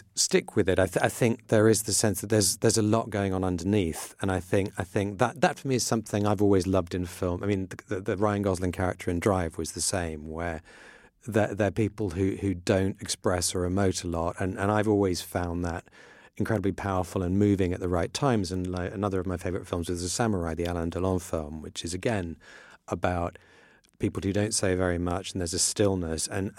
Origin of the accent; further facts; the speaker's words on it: Iran; It's something I grew up in Iran, which was very tolerant of all religions and actually was very, at the time, very friendly with Israel.